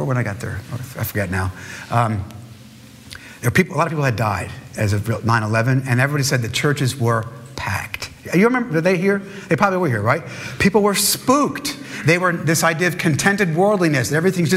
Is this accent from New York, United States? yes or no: yes; New York City, New York, United States; I was born in New York